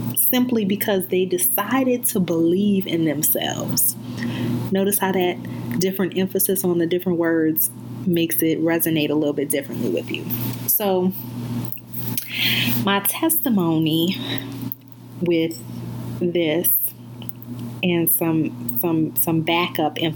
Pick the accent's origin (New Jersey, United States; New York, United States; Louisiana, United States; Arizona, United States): Louisiana, United States; New Orleans; born or raised there; moved away as an adult; also born or lived in Baltimore / Chicago / Dallas